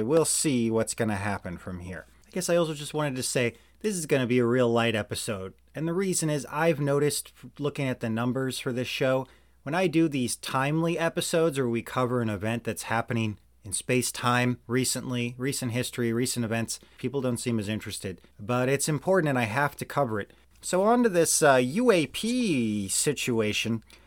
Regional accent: Missouri, United States; also born or lived in Georgia (country); I'm back in the United States and I'm in my home state of Missouri

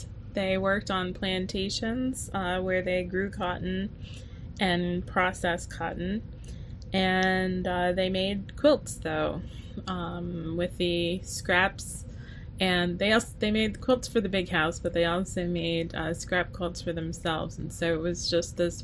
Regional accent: Tallahassee, Florida, United States; I grew up in Tallahassee, Florida, but my family is from the Deep South

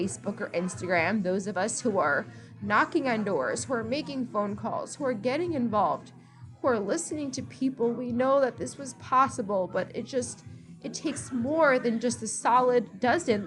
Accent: East Coast, United States; now in Texas, United States; I'm from the East Coast

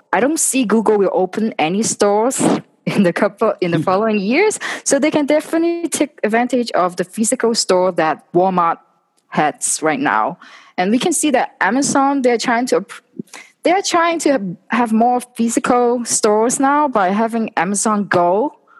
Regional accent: Hong Kong; moved away; I was originally from Hong Kong

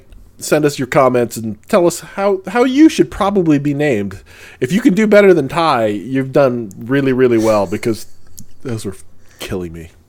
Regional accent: St. Louis, Missouri, United States; When I grew up in St. Louis, Missouri

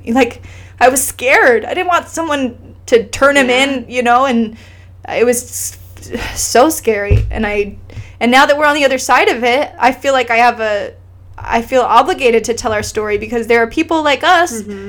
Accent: Iceland; moved away; I grew up in Iceland

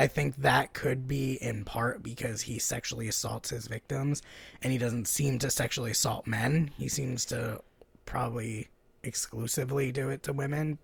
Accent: the South, United States; I'm fucking technically from the South, and I feel like a foreigner in the South

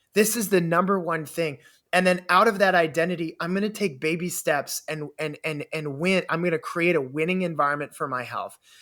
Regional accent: Canada; I grew up in Canada

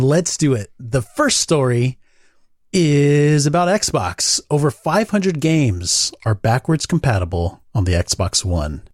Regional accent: Southern California, United States; I grew up in Mexico, A K A Southern California

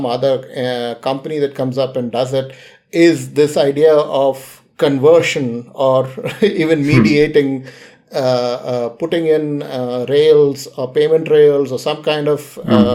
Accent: India; I'm an Indian

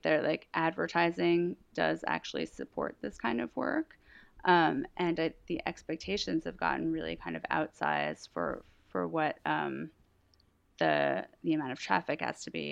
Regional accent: Massachusetts, United States; also born or lived in Philadelphia; now in New York, United States; I'm from Massachusetts

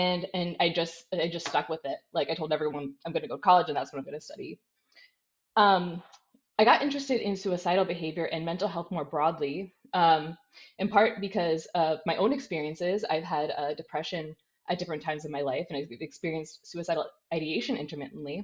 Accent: United States; moved away as an adult; now in Netherlands; I'm an American. I'm now in the Netherlands, where I've been working the past 2 years

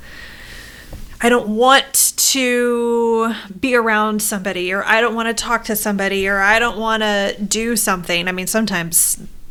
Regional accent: Midwest, United States; I'm from the Midwest

